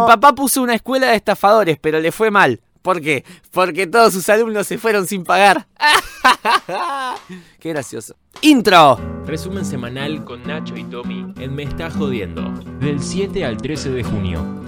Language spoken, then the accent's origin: Spanish; Argentina; como argentino